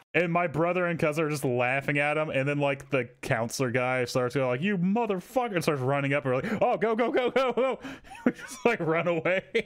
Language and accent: English; Texas, United States; I grew up in Texas